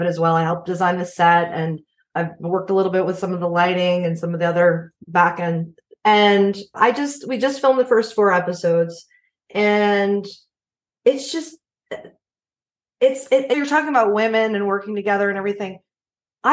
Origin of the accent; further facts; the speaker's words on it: New York, United States; now in Nashville, United States; I'm from different parts of New York